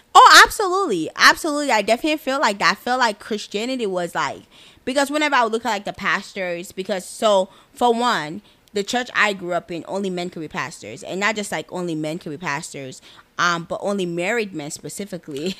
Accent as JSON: {"language": "English", "country": "Nigeria", "said": "I am Nigerian, the best country in Africa"}